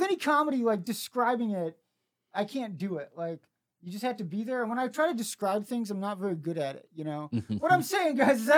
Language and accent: English; Springfield, Missouri, United States; I'm from Springfield, Missouri. I'm from the Bible Belt.